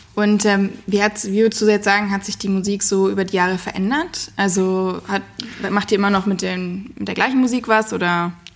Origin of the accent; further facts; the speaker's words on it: Darmstadt, Hesse, Germany; ich bin heute in meiner Heimatstadt Darmstadt